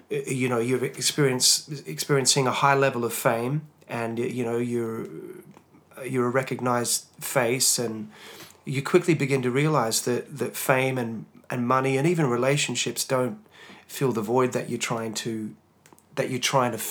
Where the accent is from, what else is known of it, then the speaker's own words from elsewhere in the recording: Hobart, Tasmania, Australia; I was a Tasmanian lad, um, born and bred in Tasmania, Hobart, Tasmania born to uh, non Christian parents